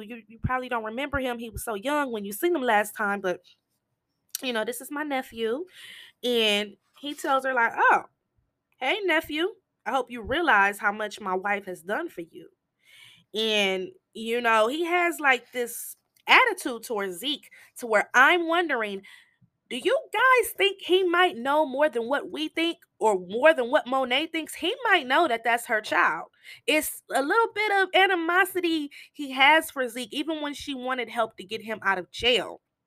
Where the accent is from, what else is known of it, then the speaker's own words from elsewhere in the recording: Michigan, United States; I'm from Michigan